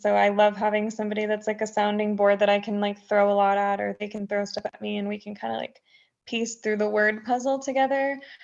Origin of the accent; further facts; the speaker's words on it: Texas, United States; now in Tennessee, United States; I'm a Texan through and through